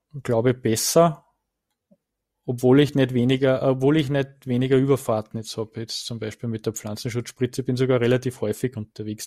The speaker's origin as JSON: {"language": "German", "town": "Rodingersdorf", "region": "Lower Austria", "country": "Austria", "tie": "born or raised there", "said": "in Rodingersdorf, also in meiner Heimat"}